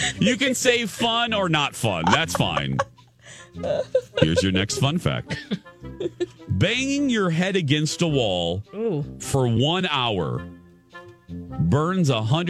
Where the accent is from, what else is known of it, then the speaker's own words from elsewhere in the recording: Indiana, United States; I'm from Indiana